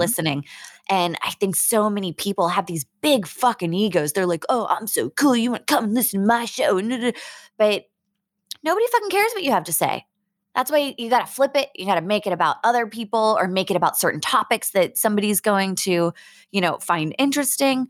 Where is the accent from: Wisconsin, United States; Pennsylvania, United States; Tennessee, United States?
Pennsylvania, United States; Pittsburgh; now in San Diego, United States; I'm originally from the Berg. I'm from Pittsburgh